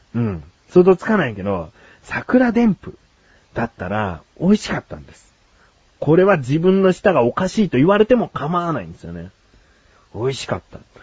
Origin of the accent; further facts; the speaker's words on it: Kanto, Japan; 自分はね、小さい頃から関東に住んでる